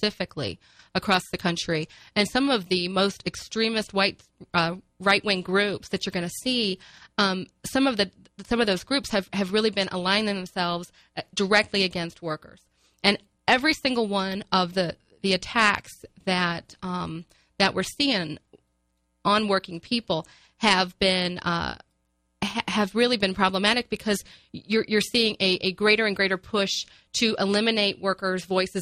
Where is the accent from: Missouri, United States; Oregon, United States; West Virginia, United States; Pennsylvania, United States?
Missouri, United States; I am from Missouri and working in Missouri